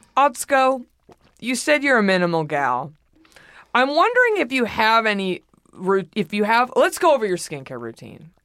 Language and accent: English; Dallas, Texas, United States; I'm from Dallas.